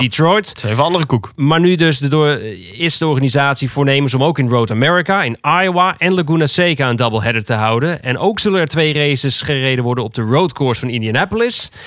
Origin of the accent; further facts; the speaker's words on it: Netherlands; wij als Nederlanders